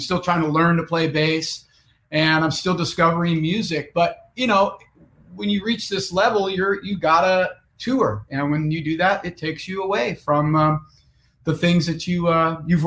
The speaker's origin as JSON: {"language": "English", "town": "Lake Tahoe", "region": "California", "country": "United States", "tie": "born or raised there", "also_born_or_lived": "Los Angeles / Seattle", "moved": "as an adult", "said": "I grew up in Lake Tahoe, California"}